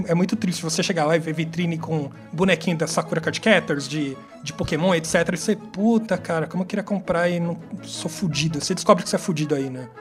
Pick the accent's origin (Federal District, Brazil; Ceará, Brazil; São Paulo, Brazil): São Paulo, Brazil; vivi minha vida inteira em São Paulo